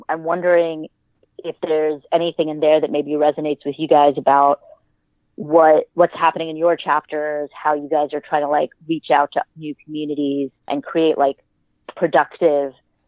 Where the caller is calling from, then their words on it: New York City, New York, United States; I am calling from my living room / sewing studio here in very not sunny New York City.